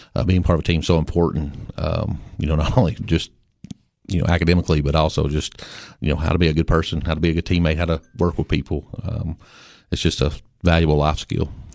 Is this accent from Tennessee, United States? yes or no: yes; Baxter, Tennessee, United States; I grew up in Baxter. I lived there all my life.